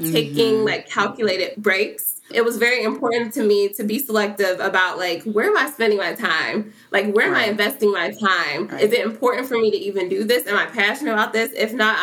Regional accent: Cincinnati, Ohio, United States; growing up in Cincinnati, like, I always knew who P&G was

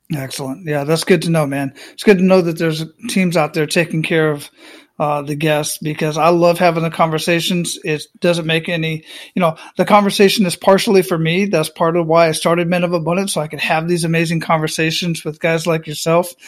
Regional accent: Phoenix, Arizona, United States; moved away as an adult; also born or lived in Panama; I grew up in Phoenix, Arizona

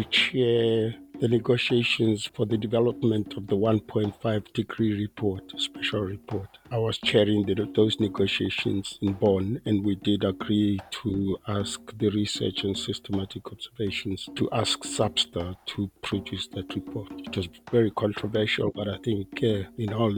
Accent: Botswana; I'm from Botswana

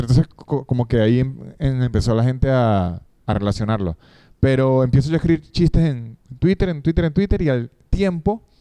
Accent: Argentina; accent: Argentine; Espero que mi acento argentino no

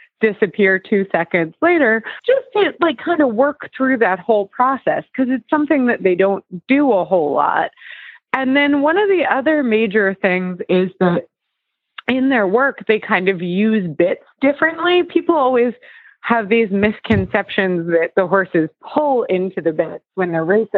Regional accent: New Jersey, United States; now in Carlisle, United States; I just got back from New Jersey over the weekend. And so it was, which is actually where I'm like from. So it was nice to be home.

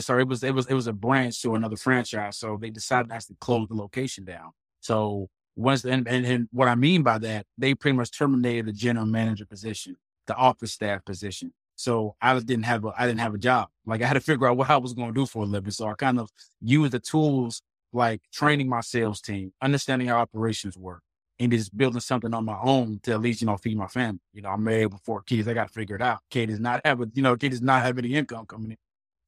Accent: Portsmouth, Virginia, United States; moved away as an adult; now in North Carolina, United States; Well, first, I'm from Virginia, raised in Portsmouth, the 757 area, close to the beach. Moved out to, you know, North Carolina, probably like 2013

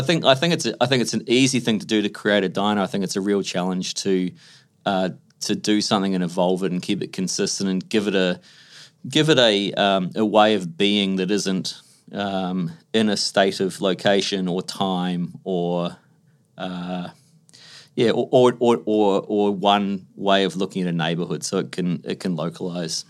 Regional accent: Australia

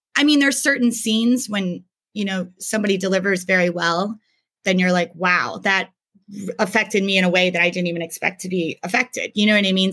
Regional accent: York, Pennsylvania, United States; moved away as an adult; also born or lived in Hanover, Pennsylvania; I was raised in York, Pennsylvania

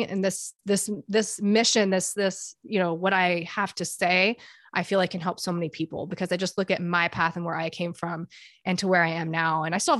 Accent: Dubai, United Arab Emirates; But a little bit about me, I grew up internationally. I grew up in Dubai.

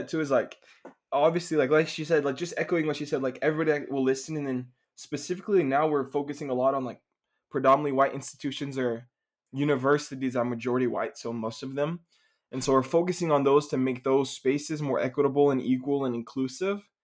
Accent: Dallas, Texas, United States; moved away; from Dallas, Texas originally

